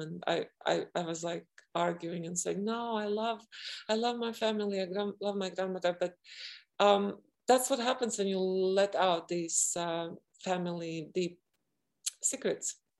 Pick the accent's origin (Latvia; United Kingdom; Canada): Latvia; I was born in Latvia, where there are two extremes